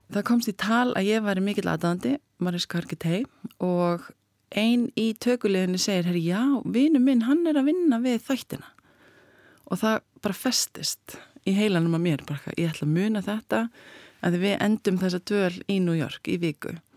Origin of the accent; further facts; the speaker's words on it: Iceland; ég er frá Íslandi